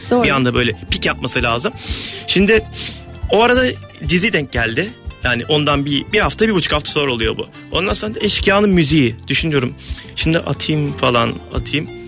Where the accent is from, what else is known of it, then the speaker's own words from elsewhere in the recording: Elazığ, Elazığ Province, Turkey; Ben Elazığlıyım